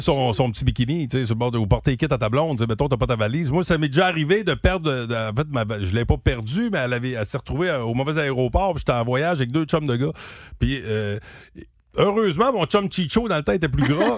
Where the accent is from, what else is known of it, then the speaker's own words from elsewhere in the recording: Gentilly, Quebec, Canada; j'ai grandi à Gentilly ou grossi à Gentilly